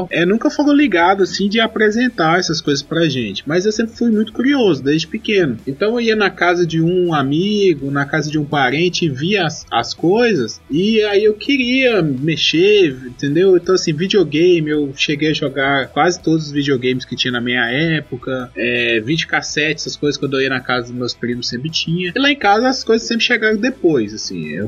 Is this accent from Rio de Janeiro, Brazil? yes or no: no; Governador Valadares, Minas Gerais, Brazil; Quando eu era pequeno lá em Babacena, né? Não em Babacena, mas em, em Governador governador Valadares. Eu sou de 91.